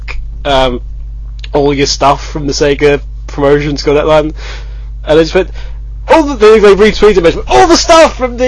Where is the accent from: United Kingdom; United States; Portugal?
United Kingdom; We're British